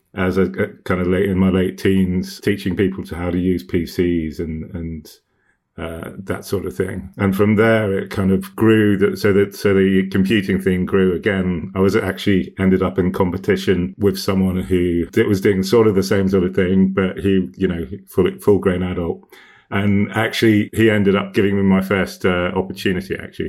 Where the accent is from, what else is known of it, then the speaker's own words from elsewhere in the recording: Hong Kong; I grew up in Hong Kong in the, in the eighties and nineties